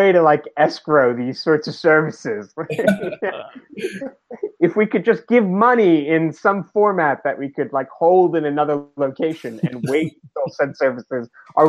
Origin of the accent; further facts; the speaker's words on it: New York, United States; As a New Yorker, I'm done with that.